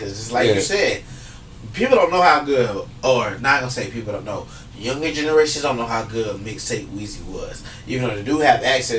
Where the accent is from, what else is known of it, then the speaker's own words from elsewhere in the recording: the South, United States; I'm from the South.